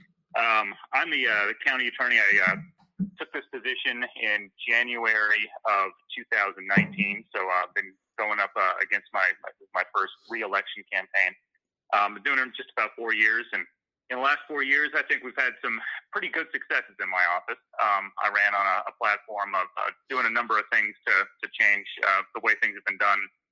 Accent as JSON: {"language": "English", "town": "Fairfield", "region": "Iowa", "country": "United States", "tie": "born or raised there", "also_born_or_lived": "California", "said": "So when I was 8, they moved back here. We bought some land and kind of grew up in Fairfield"}